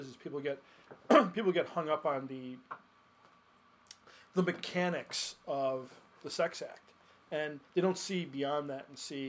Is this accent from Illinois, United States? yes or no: yes; Chicago, Illinois, United States; I grew up in Market Park on the south side of Chicago.